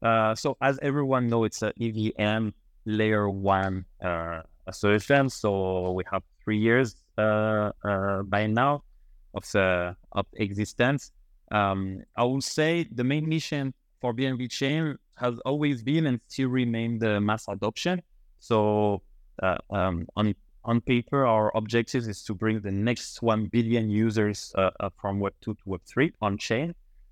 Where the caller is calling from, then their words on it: Paris, Île-de-France, France; Paris. Now, right now, I'm based in Paris.